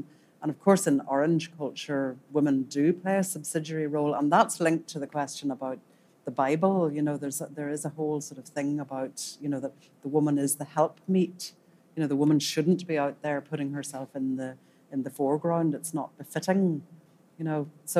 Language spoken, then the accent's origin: English; Northern Ireland, United Kingdom; born or raised there; now in Dublin, Ireland